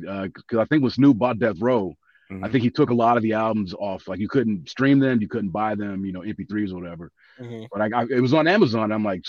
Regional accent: Los Angeles, California, United States; I'm from LA.

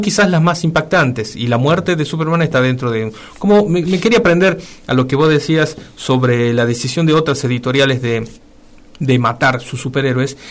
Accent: Argentina; nosotros como argentinos

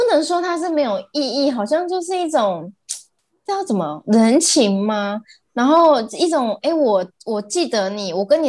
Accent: Taiwan; 因为其实我们乡下地方会还蛮常，就是会有一些活动，

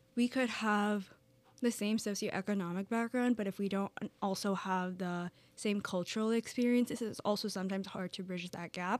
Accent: New York City, New York, United States; I'm from the Bronx in New York City

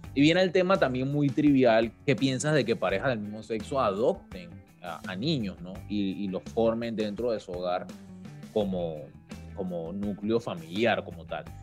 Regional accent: Panama; como panameños, como país

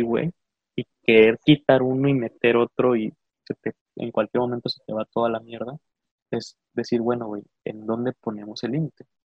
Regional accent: Mexico; a pesar de haber nacido en los Estados Unidos mexicanos y ser hijo de padres mexicanos

